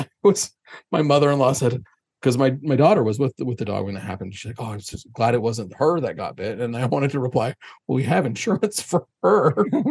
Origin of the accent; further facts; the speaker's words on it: Springville, Utah, United States; I grew up in Springville